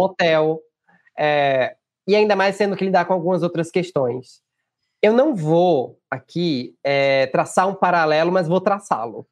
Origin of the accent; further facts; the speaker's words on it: Northeast Region, Brazil; Eu sou nordestino.